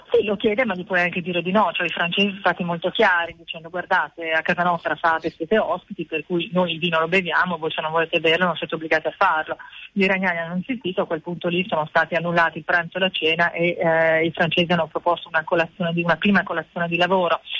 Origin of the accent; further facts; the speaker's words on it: Italy; sono comunque anche nata e cresciuta in Italia